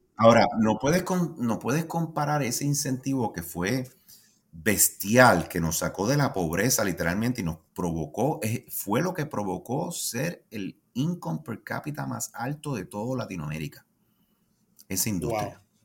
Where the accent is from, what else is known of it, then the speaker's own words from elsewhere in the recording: Puerto Rico; yo como puertorriqueño